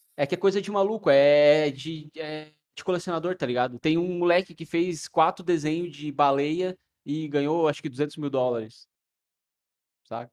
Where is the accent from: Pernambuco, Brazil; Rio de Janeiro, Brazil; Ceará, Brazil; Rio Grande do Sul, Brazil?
Rio Grande do Sul, Brazil; Torres; moved away; lá em Torres, na minha, na minha cidade natal